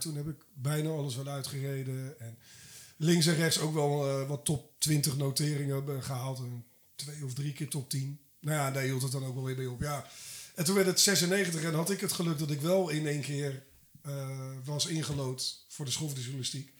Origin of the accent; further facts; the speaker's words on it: Abbenbroek, South Holland, Netherlands; ik ben opgegroeid in Abbenbroek